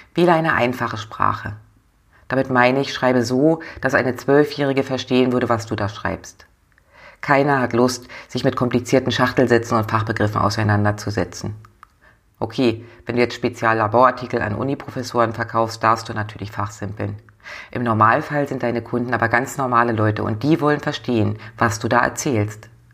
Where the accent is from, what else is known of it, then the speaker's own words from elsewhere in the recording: the North, Northern Germany, Germany; bei uns im Norden